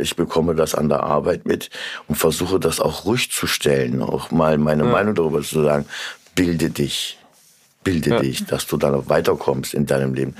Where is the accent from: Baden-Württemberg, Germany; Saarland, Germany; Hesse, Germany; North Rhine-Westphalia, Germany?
Hesse, Germany; Korbach; now in Kassel, Germany; komme eigentlich ursprünglich aus Korbach. Es ist mhm. meine Heimat